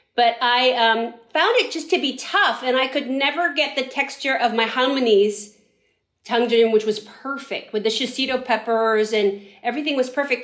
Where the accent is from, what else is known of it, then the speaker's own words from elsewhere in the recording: San Francisco, California, United States; we grew up in San Francisco